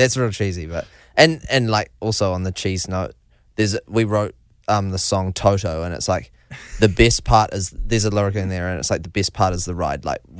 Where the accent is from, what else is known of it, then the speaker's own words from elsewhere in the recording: New Zealand; obviously we're from New Zealand. We're so proud of being from New Zealand